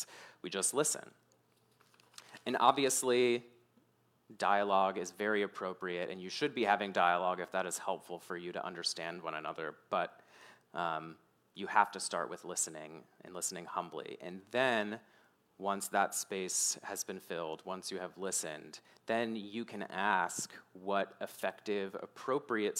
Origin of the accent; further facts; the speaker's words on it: Mechanicsville, Virginia, United States; growing up in Mechanicsville